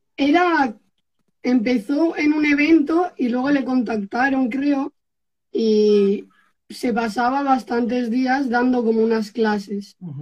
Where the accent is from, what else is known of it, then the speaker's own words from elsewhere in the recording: Erandio, Basque Country, Spain; Yo soy de Erandio, que es un pueblo que está un poquito antes de Bilbao.